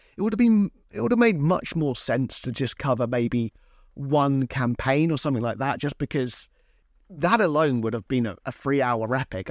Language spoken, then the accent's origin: English; Hampshire, South East England, United Kingdom; I come from Hampshire in England